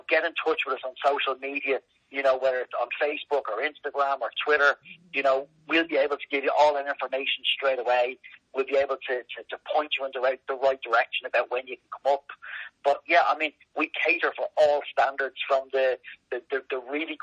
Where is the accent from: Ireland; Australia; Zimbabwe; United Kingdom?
Ireland; Dublin, Leinster; moved away as an adult; now in Kilcullen, Ireland; I'm from Dublin originally, so I had played with civil service up in Dublin